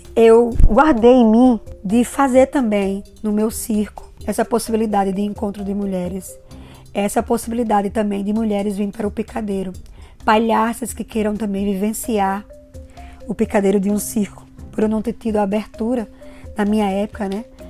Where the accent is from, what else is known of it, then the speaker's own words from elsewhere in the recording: Natal, Rio Grande do Norte, Brazil; also born or lived in Angicos; nasci em Angicos e me criei em Natal, no Rio Grande do Norte